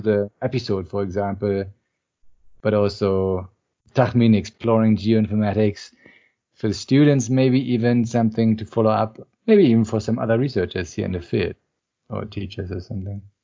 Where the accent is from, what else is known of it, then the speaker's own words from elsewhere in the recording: Berlin, Germany; I'm actually from Berlin, and even more interestingly, I'm from the east part of Berlin